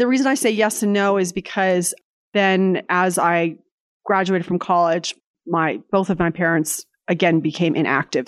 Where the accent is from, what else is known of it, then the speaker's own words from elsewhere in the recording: San Jose, California, United States; moved away as an adult; also born or lived in Provo, Utah; now in Lexington, Virginia, United States; I grew up in California, in San Jose, California, pre-Silicon Valley